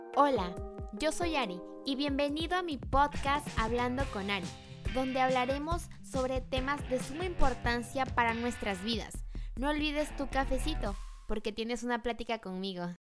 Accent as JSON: {"language": "Spanish", "country": "Mexico", "moved": "yes", "said": "yo soy pues de México, pero vivo en una parte donde yo no nací"}